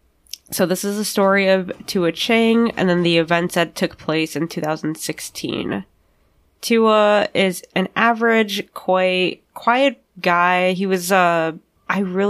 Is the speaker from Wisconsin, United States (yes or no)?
yes; Wisconsin, United States; This is my hometown